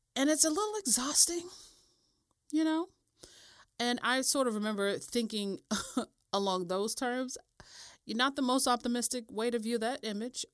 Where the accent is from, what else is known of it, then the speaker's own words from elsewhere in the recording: United States; I'm American